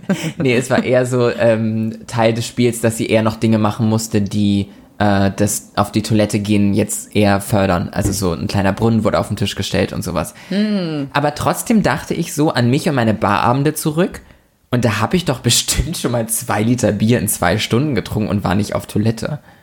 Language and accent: German; Lübeck, Schleswig-Holstein, Germany; in Lübeck, also in meiner Heimat, in unserer Heimat